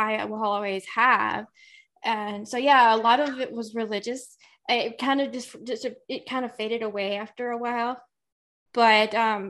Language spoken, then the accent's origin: English; South Carolina, United States; accent: Southern; I grew up, I'm Southern, as you can probably tell just hearing my voice, you can probably tell I'm from the South. I grew up in the deep heart of South Carolina, in the South, in a Southern Baptist church.